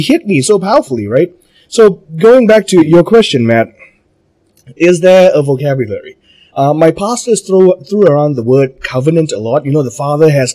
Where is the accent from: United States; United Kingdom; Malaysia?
Malaysia; I'm Malaysian